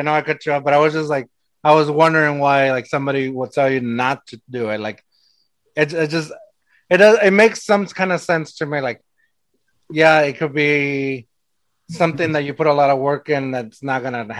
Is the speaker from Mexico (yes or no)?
yes; Mexico; moved away; I'm from Mexico